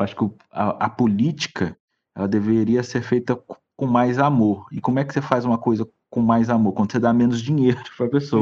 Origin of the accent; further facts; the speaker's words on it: Brazil; nós somos brasileiros